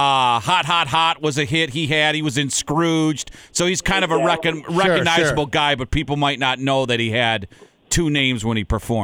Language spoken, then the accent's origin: English; Saint Paul, Minnesota, United States; I'm a homer, but I grew up in St. Paul, Minneapolis.